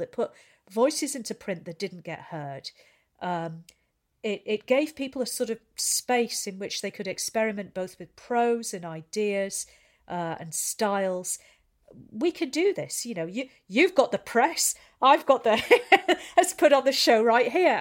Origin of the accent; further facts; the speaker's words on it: St Helens, North West England, United Kingdom; I'm from Saint Helens. I just work in outer